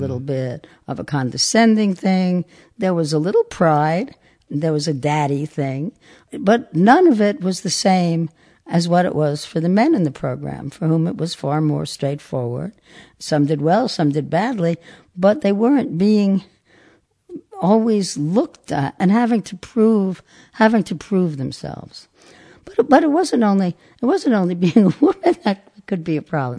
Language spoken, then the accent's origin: English; New York City, New York, United States; I'm from Brooklyn, New York, born in nineteen thirty-six